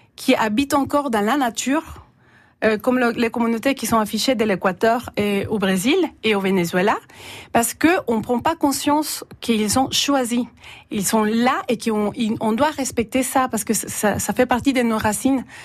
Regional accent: El Salvador; French is a second language; now in France; je suis salvadorienne

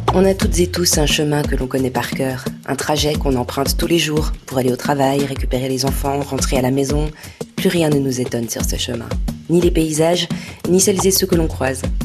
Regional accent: Switzerland; je suis suisse, je parle cette langue-là

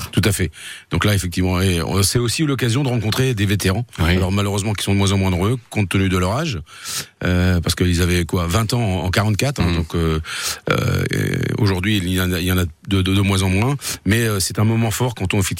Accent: Saint-Lô, Normandy, France; now in Sarthe, France; je suis né un petit peu, dans, euh, je suis né un peu sur les plages de débarquement parce que effectivement, je suis né à Saint-Lô.

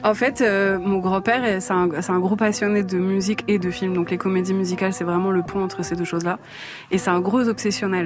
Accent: France; je suis née en France

